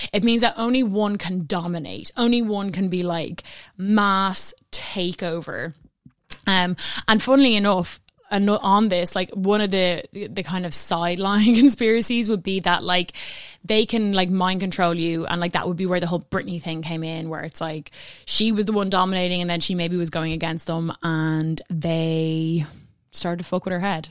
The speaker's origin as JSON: {"language": "English", "country": "Ireland", "said": "I'm Irish"}